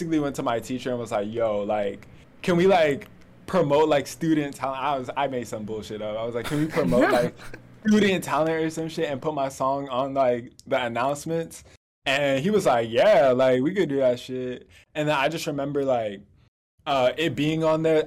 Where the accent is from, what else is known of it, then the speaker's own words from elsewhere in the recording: Florida, United States; also born or lived in Atlanta, Georgia; I'm from Florida. Used to live in Atlanta for a little bit